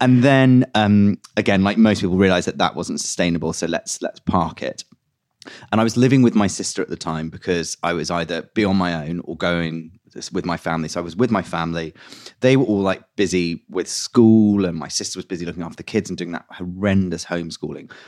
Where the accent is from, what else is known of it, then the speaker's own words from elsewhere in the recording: London, United Kingdom; I grew up in West London